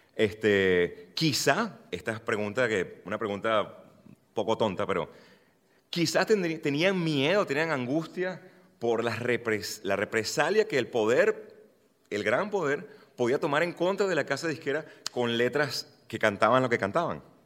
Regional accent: Venezuela; soy venezolano

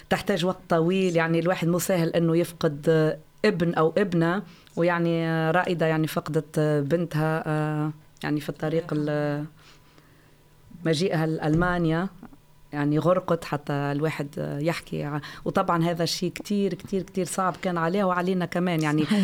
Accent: Tunisia; now in Flensburg, Germany; انا من تونس أكيد

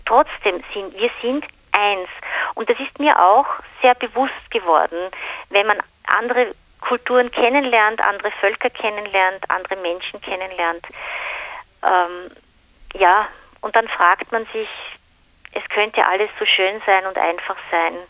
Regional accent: Austria; moved away; also born or lived in New Zealand; ich, ich komme aus Österreich

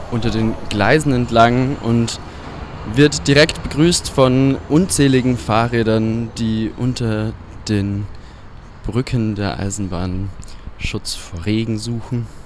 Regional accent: Ulm, Baden-Württemberg, Germany; Äh, ich komme aus Ulm und der Bahnhof dort ist eine Katastrophe

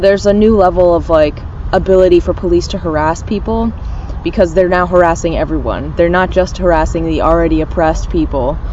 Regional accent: Richmond, Virginia, United States; I'm 24. I'm from Richmond, Virginia.

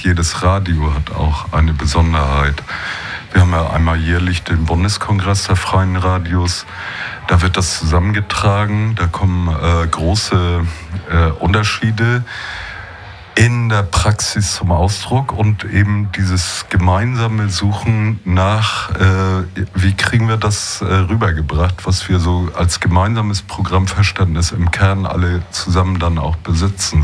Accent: Schleswig-Holstein, Germany; moved away; ich bin ja eigentlich auch Schleswig-Holsteiner, wenn auch schon lange nicht mehr

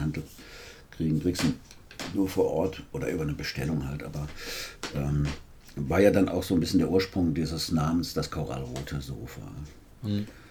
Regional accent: Weinheim, Baden-Württemberg, Germany; now in Marburg, Germany; in meiner ersten Heimatstadt Weinheim

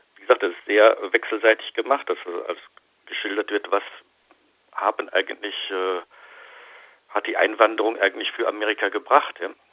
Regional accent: Germany; bei uns in Deutschland

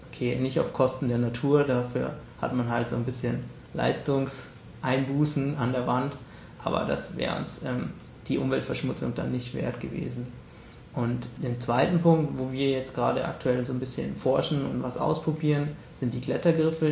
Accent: Munich, Bavaria, Germany; bei uns in München

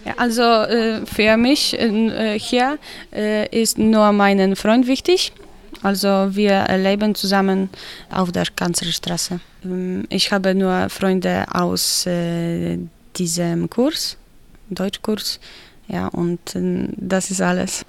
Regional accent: Poland; German is a second language; moved away as an adult; also born or lived in Wrocław; now in Chemnitz, Germany; ich komme aus Polen.

